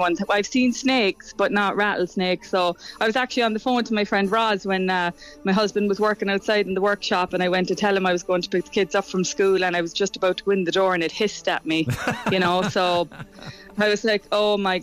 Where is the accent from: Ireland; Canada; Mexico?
Ireland; also born or lived in Boston, United States; now in Oregon, United States